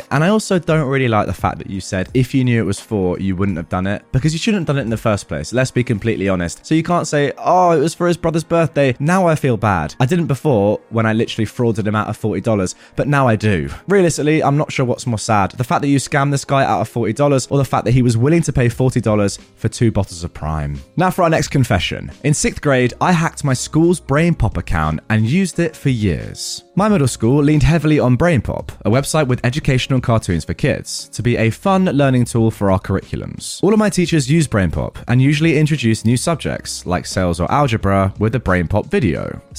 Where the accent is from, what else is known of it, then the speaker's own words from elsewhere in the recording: Canada; We're originally from Canada